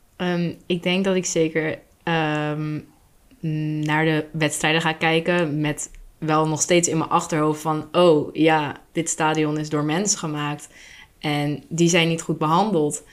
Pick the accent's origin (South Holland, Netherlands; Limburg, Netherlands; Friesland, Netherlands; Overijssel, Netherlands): South Holland, Netherlands; Vlaardingen; now in Schiedam, Netherlands; ben ik geboren in Vlaardingen